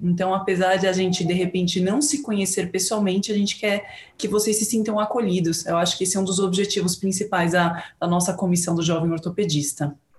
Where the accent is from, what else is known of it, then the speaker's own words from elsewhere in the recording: São Paulo, Brazil; eu sou de São Paulo